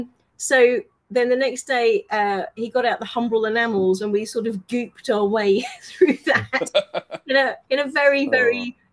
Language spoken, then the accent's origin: English; United Kingdom; moved away; I'm from South originally